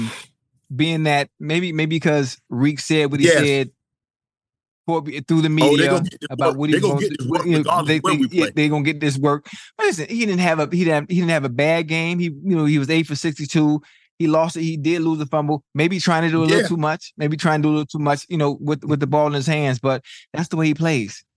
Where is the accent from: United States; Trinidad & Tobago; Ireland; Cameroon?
United States; Miami, Florida; I'm from Miami.